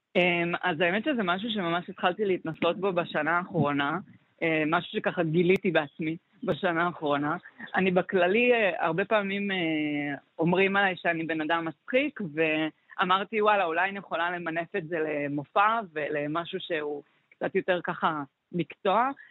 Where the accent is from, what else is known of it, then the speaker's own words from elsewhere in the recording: Zikhron Ya'akov, Haifa District, Israel; moved away as an adult; now in Haifa, Israel; במקור אני מזיכרון